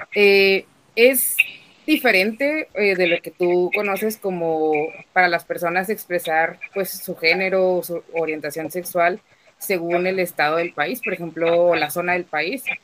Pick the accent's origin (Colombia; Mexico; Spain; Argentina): Mexico; Comarca Lagunera; aquí en la laguna, de donde yo soy